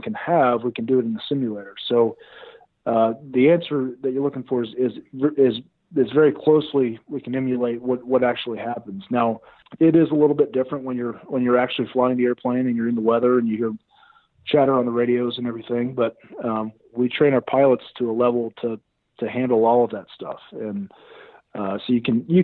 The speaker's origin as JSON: {"language": "English", "region": "Texas", "country": "United States", "tie": "born or raised there", "moved": "as an adult", "said": "growing up in Texas"}